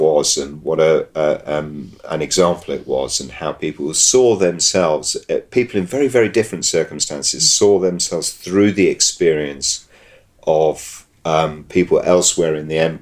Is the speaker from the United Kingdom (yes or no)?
yes; England, United Kingdom; as an English person